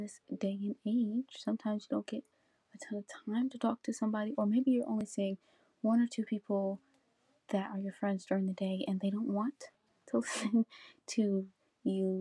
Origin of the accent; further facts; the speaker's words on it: United States; I am a high school senior in America. I am African American female